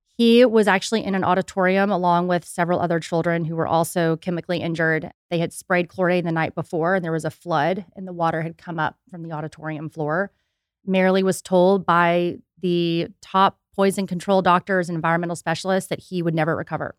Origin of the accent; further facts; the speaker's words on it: Houston, Texas, United States; now in Austin, United States; I was born and raised in Houston